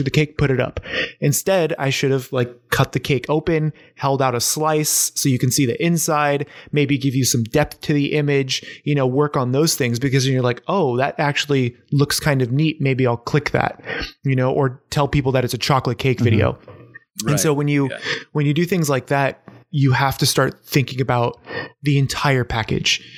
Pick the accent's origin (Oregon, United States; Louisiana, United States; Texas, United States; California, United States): California, United States; San Diego; now in Portland, United States; I grew up in San Diego